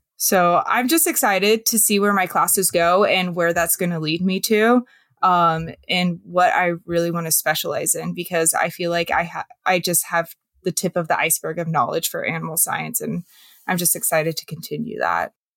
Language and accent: English; Western Washington, United States; I am from Western Washington. I grew up kind of in a suburban area